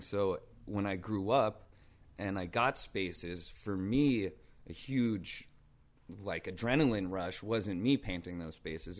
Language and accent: English; New York City, New York, United States; I grew up in, uh, Brooklyn Heights in downtown Brooklyn